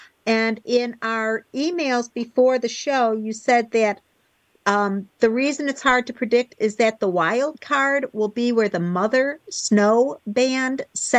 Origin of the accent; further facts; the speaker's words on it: Buffalo, New York, United States; moved away; I grew up in Buffalo, where when it snowed, it started in November, and it just stayed white until February or March or sometimes April.